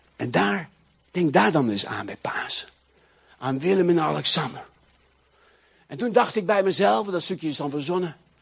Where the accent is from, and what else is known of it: Netherlands